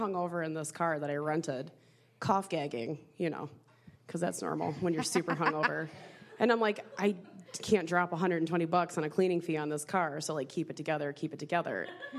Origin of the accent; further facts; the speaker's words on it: Detroit, Michigan, United States; we're from Detroit, Michigan. We are not local. It's our first time in Fort Wayne.